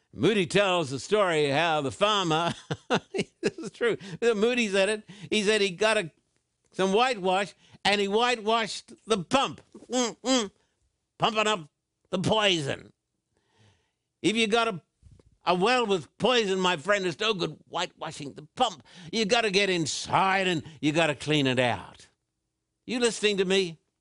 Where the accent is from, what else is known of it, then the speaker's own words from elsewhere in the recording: Australia; also born or lived in Sydney; I was brought up in Australia